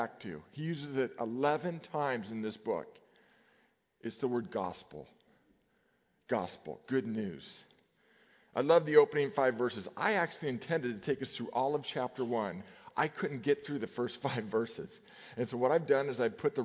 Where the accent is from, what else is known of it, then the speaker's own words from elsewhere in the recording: Nevada, United States; As a kid, I grew up in Nevada, and every day we lined up in our grammar school